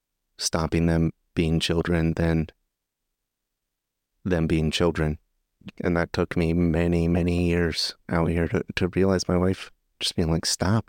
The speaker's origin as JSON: {"language": "English", "country": "United States", "moved": "as an adult", "lives_now": "Japan", "said": "as an American in Japan"}